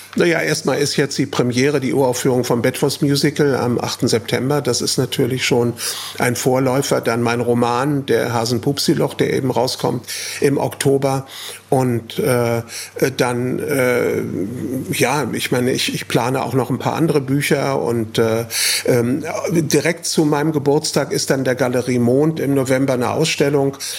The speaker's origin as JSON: {"language": "German", "town": "Frankfurt", "region": "Hesse", "country": "Germany", "tie": "born or raised there", "said": "nach Braunheim, Stadtteil von Frankfurt, wo ich aufgewachsen bin"}